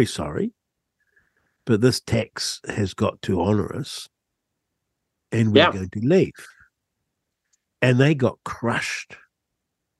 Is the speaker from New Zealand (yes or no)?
yes; Rangiora, Canterbury, New Zealand; I grew up in Rangura, just north of Christchurch